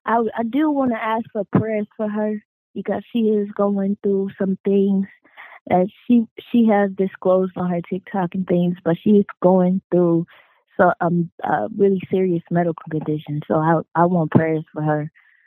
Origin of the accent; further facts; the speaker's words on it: Oklahoma, United States; also born or lived in Las Vegas, Nevada; I was born in Las Vegas, but raised in Oklahoma. So I have, you know, different sides of me. I have my Vegas side, my Oklahoma side, and I've moved many places in my life.